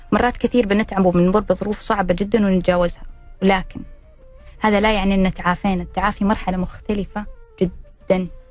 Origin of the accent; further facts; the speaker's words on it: Jeddah, Makkah Province, Saudi Arabia; عندنا في جدة